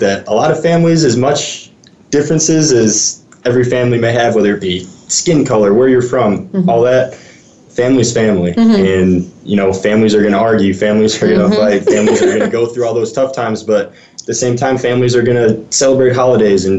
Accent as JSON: {"language": "English", "area": "Chicagoland suburbs", "region": "Illinois", "country": "United States", "tie": "born or raised there", "said": "I grew up in the Chicagoland suburbs and about an hour west of Chicago"}